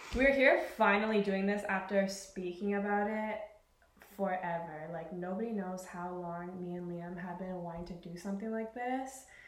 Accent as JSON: {"language": "English", "region": "British Columbia", "country": "Canada", "moved": "yes", "said": "I'm originally from Canada, the west coast of Canada to be specific from a little place called BC"}